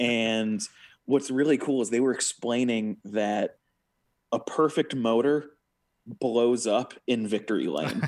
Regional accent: United States; as an American

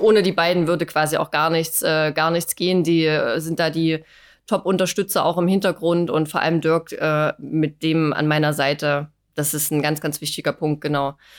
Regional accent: Dresden, Saxony, Germany; moved away as an adult; also born or lived in Chemnitz; now in Wolmirstedt, Germany; bin äh, gebürtige Dresdnerin

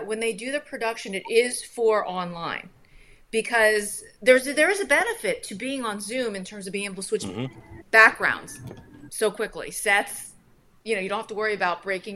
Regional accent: Maryland, United States; I'm from Maryland

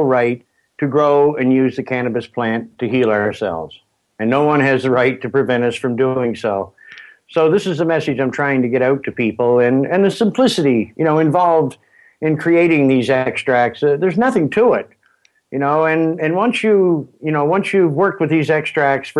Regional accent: Springhill, Nova Scotia, Canada; I was born just outside of Spring Hill, Nova Scotia

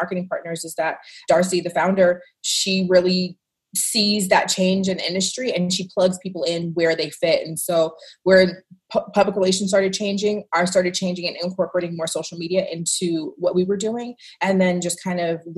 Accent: Washington, District of Columbia, United States; moved away as an adult; now in Las Vegas, United States; I'm actually originally from Washington, D.C.

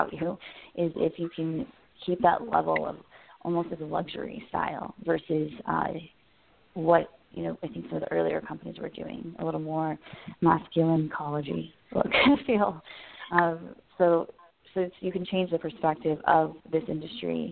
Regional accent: Las Vegas, Nevada, United States; moved away; I'm from Las Vegas

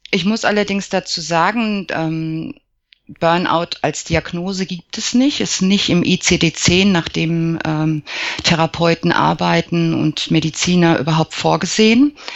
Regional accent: Aschaffenburg, Bavaria, Germany; ähm, ich komme aus Aschaffenburg, bin 48 Jahre

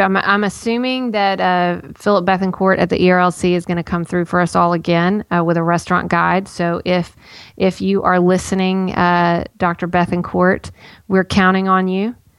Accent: Nashville, Tennessee, United States; I was born in Baptist Hospital.

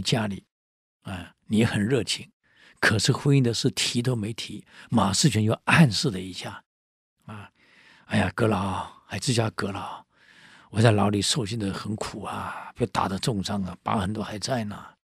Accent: Taiwan; 我们台湾人

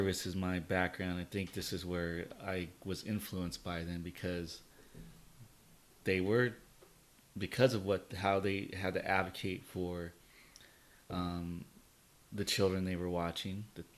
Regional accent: Covina, California, United States; also born or lived in Yucaipa, California; we grew up in Covina

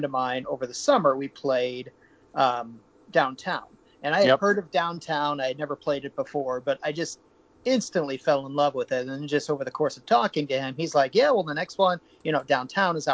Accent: St. Louis, Missouri, United States; I'm from St. Louis

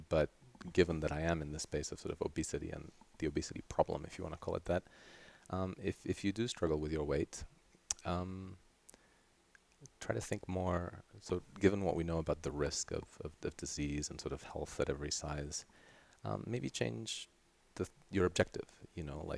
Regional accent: Terrassa, Catalonia, Spain; first language Catalan; English is a second language; also born or lived in Sydney, Australia; now in Tucson, United States; I grew up primarily close to Barcelona in this city called Terrassa. And so that means I'm primarily Catalan. Catalan is my mother tongue

